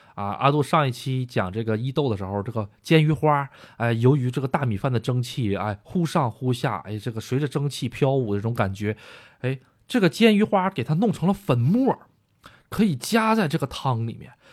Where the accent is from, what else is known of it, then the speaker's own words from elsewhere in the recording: China; now in Japan; 我也是中国人